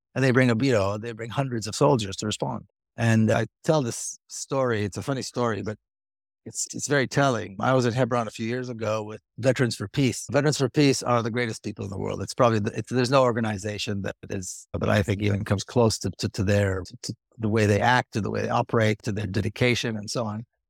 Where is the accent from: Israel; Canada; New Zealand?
Israel; moved away; I grew up in Israeli society.